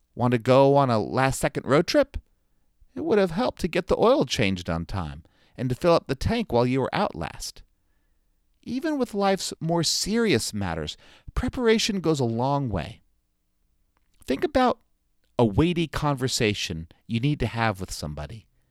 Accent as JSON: {"language": "English", "region": "South Florida", "country": "United States", "tie": "born or raised there", "moved": "yes", "lives_now": "North Carolina, United States", "said": "growing up in South Florida"}